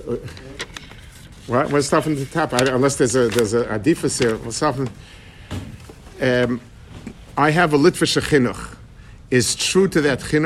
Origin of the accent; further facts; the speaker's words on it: New York City, New York, United States; When I was growing up in Lower East Side, we had a lot of Yidden